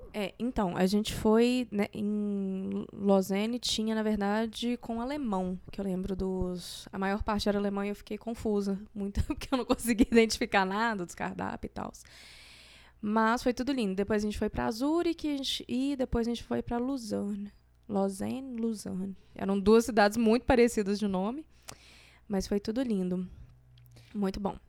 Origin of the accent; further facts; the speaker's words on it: Minas Gerais, Brazil; eu sou de Minas